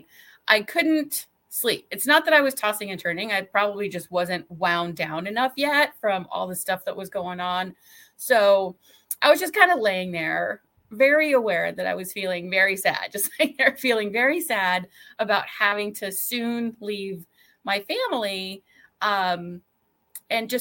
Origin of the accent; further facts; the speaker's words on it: California, United States; moved away as an adult; also born or lived in Midwest; I grew up in California and that's where the majority of my family was and still is.